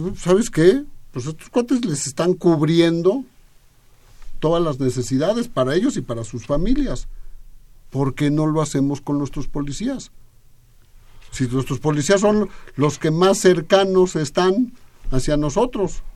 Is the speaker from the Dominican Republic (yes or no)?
no; Chilango, Mexico City, Mexico; los que somos chilangos debemos de vivir en la Ciudad de México